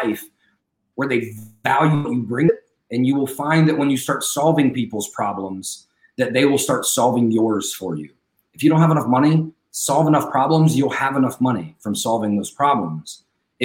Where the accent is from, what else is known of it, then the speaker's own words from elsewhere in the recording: United States; we as an American society